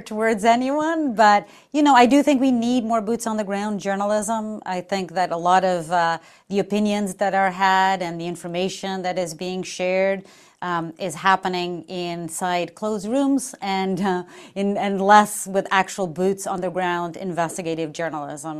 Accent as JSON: {"language": "English", "country": "Portugal", "moved": "as an adult", "said": "I'm from Portugal, so I flew from far away"}